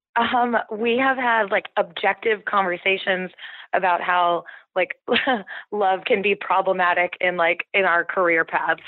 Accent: Santa Barbara, California, United States; also born or lived in Mexico; now in San Francisco, United States; I'm from Santa Barbara, and we had a house in Mexico growing up, so we spent all our summers down there

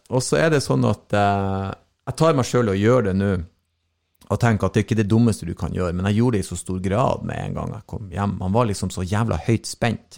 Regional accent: Norway; Jeg er jo norsk

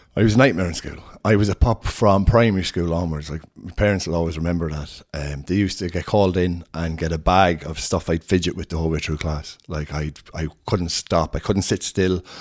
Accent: Sligo, Connacht, Ireland; also born or lived in Scotland / London; I'm from Sligo, um, originally from Sligo, grew up here. I lived here until I was twenty and then moved to Scotland.

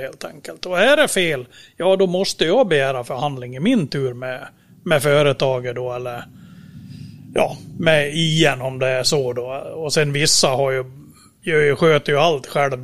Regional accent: Dalarna County, Sweden; kommer jag från Dalarna och sitter då i Borlänge

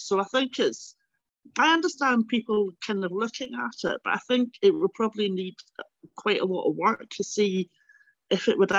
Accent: London, United Kingdom; now in Glasgow, United Kingdom; I mean, I think growing up in London and going back to Glasgow and going back to Scotland did kind of reinforce these are two different countries, you know.

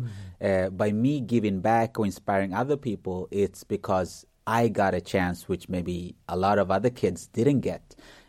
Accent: Uganda; born there; He's from Africa. I was born in Uganda and he's also from Africa.

